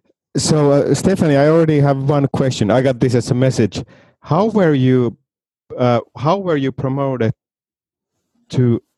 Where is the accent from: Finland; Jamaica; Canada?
Finland; I'm from Finland, and I grew up like half an Well, maybe 20 minutes from the actual wife carrying place.